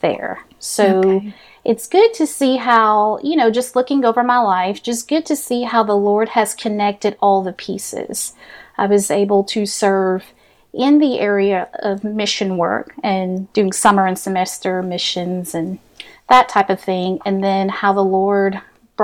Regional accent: Cut Off, Louisiana, United States; I was born and raised in South Louisiana. I grew up in a small hometown, Cutoff, Louisiana

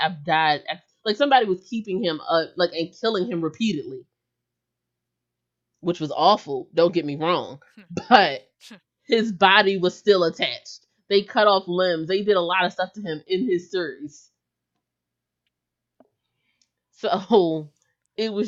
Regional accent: United States; I can only speak as an American

